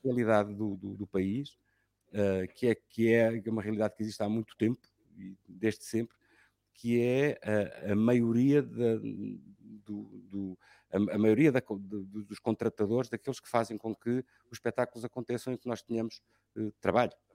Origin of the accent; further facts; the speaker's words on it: Lisbon, Portugal; moved away as an adult; now in Sintra, Portugal; sou lisboeta de, de segunda geração, né? e gosto muito de ser lisboeta de segunda geração e adoro Lisboa